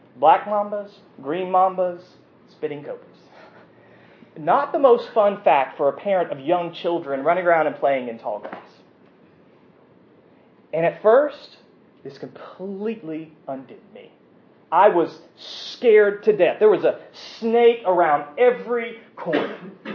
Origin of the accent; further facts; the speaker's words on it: United States; We as American Presbyterians